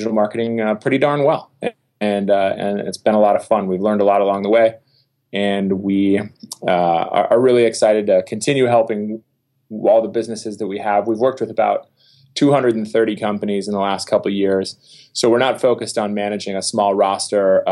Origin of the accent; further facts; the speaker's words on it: Minnetonka, Minnesota, United States; I'm originally from Minnetonka, Minnesota, a west suburb of Minneapolis